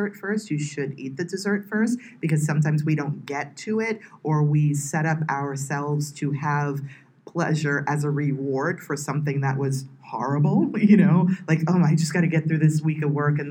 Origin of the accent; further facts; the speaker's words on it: United States; I'm from the United States